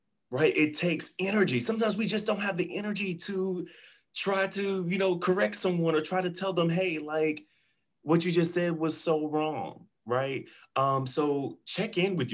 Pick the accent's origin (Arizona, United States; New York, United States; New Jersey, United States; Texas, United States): Texas, United States; Waco; I'm born and raised Texas. I'm from Waco, Texas